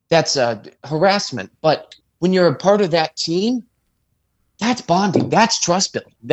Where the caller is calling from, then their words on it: Ohio, United States; I'm calling you from Ohio. We're open carry.